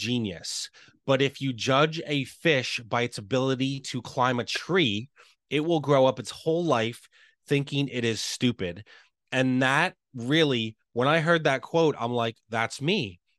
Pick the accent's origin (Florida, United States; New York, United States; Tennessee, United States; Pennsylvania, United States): Pennsylvania, United States; Lancaster; So here in the States, I'm from Lancaster, Pennsylvania. So about an hour and a half, 2 hours outside of Philadelphia.